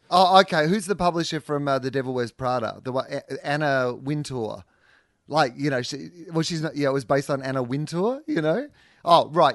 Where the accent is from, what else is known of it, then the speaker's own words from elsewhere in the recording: Australia; our family, have been Australian. You know, like a, a long way back to when white people have been in Australia